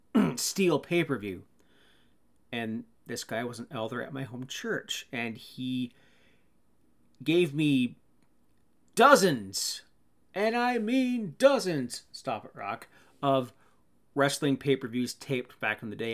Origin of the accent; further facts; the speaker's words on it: Canada; I'd be a bad Canadian